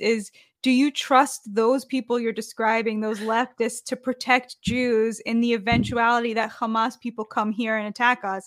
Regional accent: United States; I say that as a Jewish American, like, I'm an American

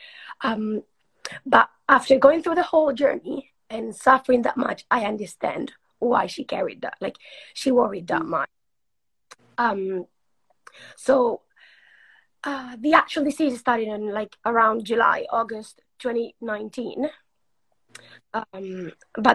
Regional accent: Spain; English is a second language; moved away as an adult; also born or lived in Uruguay; now in England; I moved to Spain when I was six

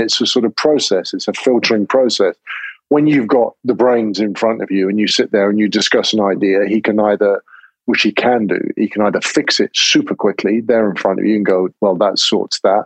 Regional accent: England, United Kingdom; I'm English

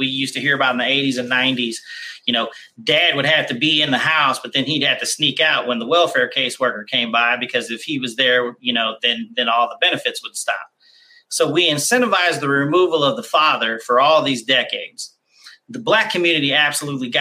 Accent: Kansas City, United States; I grew up in Kansas City.

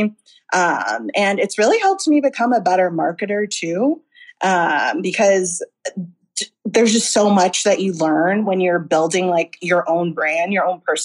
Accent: Tampa, Florida, United States; moved away as an adult; now in Los Angeles, United States; I'm from Florida, Tampa, Florida, born and raised

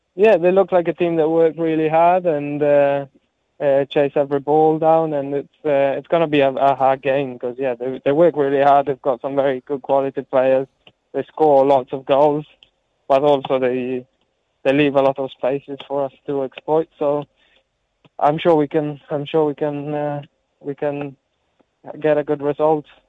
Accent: Italy; moved away; growing up in Italy, uh, all my friends and family, most of my family live in Italy, so I feel um, I feel very Italian

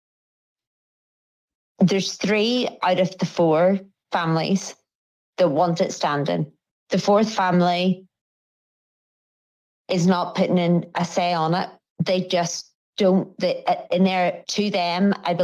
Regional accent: Northern Ireland, United Kingdom; I'm Northern Irish, so I'm an Irish citizen, also a British citizen

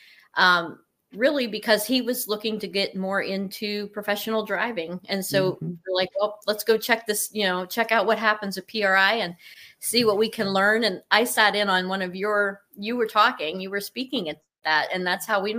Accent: Cortland, Ohio, United States; I am from Cortland, Ohio, which is on the border of Pennsylvania

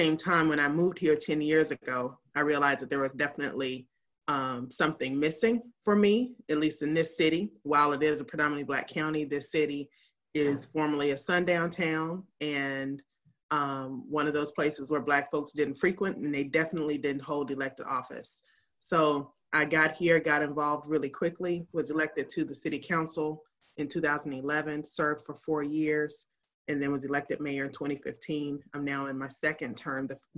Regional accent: Memphis, Tennessee, United States; now in Hinesville, United States; I'm originally from Memphis, Tennessee. So I'm a Southern girl and all that that means, for better or for worse.

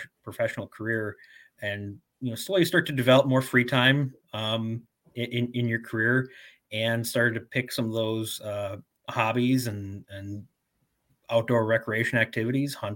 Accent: Tomahawk, Wisconsin, United States; I grew up in the North Woods of Wisconsin, outside of the city of Tomahawk.

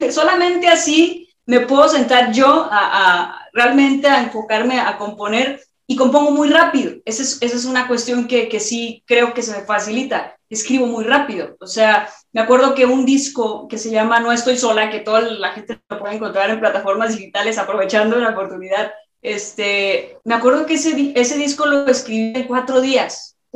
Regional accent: Guadalajara, Jalisco, Mexico; soy de Guadalajara, la tierra del, de, de, vamos, soy de Jalisco, la tierra del mariachi, la tierra del tequila, la tierra de, todo lo que representa México.

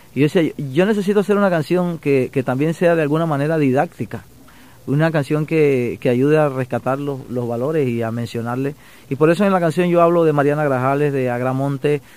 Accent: Caimito, Chiriquí, Panama; moved away as an adult; also born or lived in Panama City, Panama; now in Miami, United States; me crié en un, campito de mi pueblo que se llama Caimito

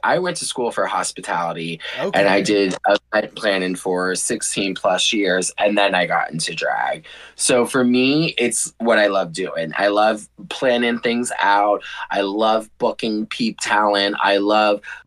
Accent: Youngstown, Ohio, United States; also born or lived in Sleepy Hollow, New York; growing up in Ohio, I came out of the closet at the age of 24

